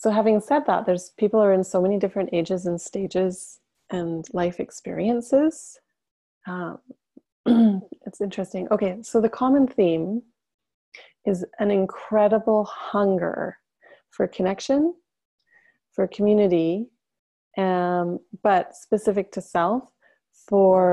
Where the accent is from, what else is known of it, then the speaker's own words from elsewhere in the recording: Whitehorse, Yukon, Canada; moved away; I am deeply attached to the land that I grew up on in the Yukon Territory, which is in the far north of Canada. I'm not currently living there